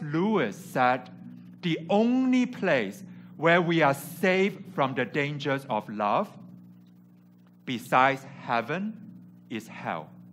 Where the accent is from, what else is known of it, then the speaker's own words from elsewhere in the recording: Hong Kong; English is a second language; moved away as an adult; also born or lived in California; I came from Hong Kong where I grew up and went to California for university